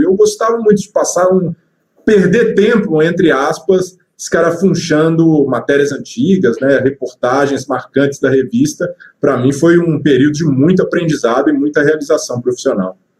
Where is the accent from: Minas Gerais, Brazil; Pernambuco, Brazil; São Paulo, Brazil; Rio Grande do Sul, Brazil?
Minas Gerais, Brazil; Belo Horizonte; sou, sou, mineiro de BH. Tenho família espalhada né, no interior de Minas, mas nasci em BH